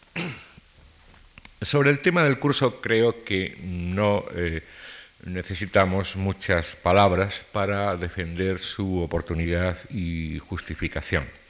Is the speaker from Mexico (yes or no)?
no; Spain; Como españoles